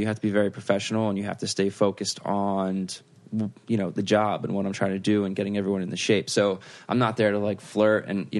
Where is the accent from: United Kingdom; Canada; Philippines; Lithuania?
United Kingdom; I'm British.